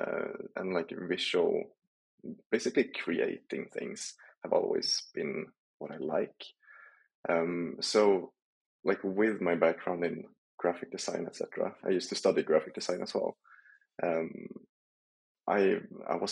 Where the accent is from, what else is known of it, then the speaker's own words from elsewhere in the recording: Sundsvall, Västernorrland County, Sweden; moved away as an adult; now in France; I moved from my home town in Sundsvall in Sweden to go to France.